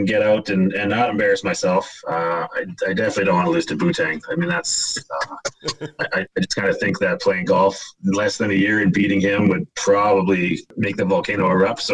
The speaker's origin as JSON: {"language": "English", "town": "Kamloops", "region": "British Columbia", "country": "Canada", "tie": "born or raised there", "also_born_or_lived": "Penticton, British Columbia", "said": "I grew up in Kamloops, British Columbia, big baseball town"}